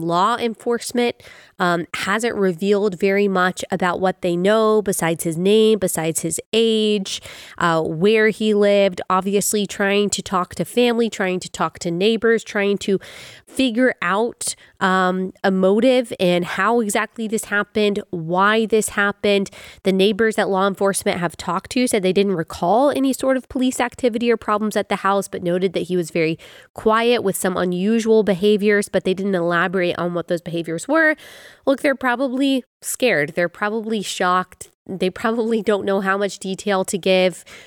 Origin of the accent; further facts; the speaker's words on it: Dallas, Texas, United States; I grew up in Dallas